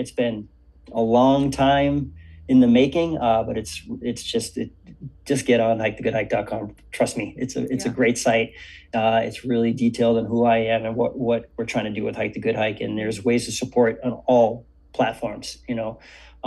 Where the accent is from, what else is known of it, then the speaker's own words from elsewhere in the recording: Cambridge, Massachusetts, United States; growing up in Cambridge, Boston area